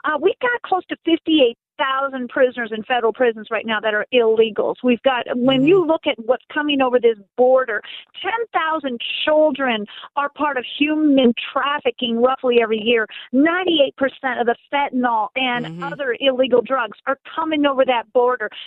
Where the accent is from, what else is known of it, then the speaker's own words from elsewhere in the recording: Sacramento, California, United States; also born or lived in Auburn, California; now in Colorado, United States; I, I'm a Californian. I may have told you this before, and I'm, I'm from Sacramento, California. I was born in Auburn, California. My 94 year old parents still live in Sacramento.